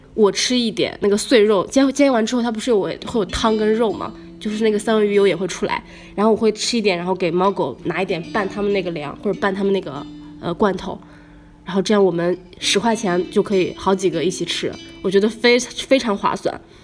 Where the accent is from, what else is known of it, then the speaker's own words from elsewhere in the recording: northern China, China; now in Shanghai, China; 我们北方人